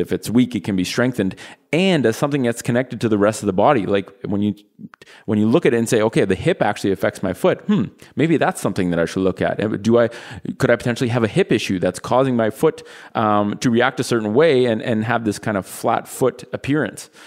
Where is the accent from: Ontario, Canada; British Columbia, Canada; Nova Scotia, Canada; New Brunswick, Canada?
Ontario, Canada; Ottawa; we're from Ottawa, which is the capital of Canada